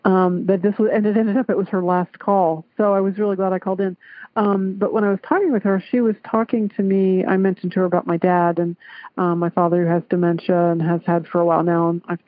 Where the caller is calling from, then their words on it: Clarksville, Ohio, United States; I'm calling from Clarksville, Ohio.